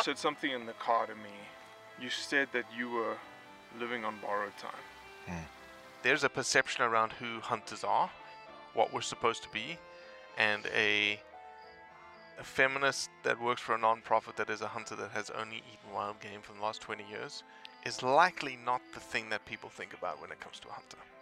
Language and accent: English; South Africa; now in Memphis, United States; my my South African ass